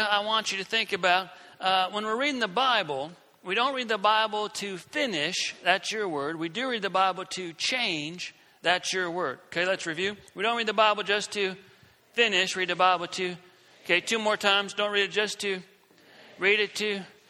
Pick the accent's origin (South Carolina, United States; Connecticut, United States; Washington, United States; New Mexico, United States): South Carolina, United States; I'm from South Carolina